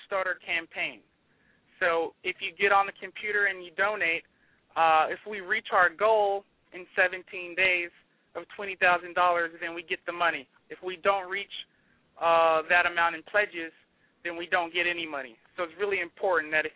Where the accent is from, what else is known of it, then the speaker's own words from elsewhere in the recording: Memphis, Tennessee, United States; our influences growing up in Memphis, Tennessee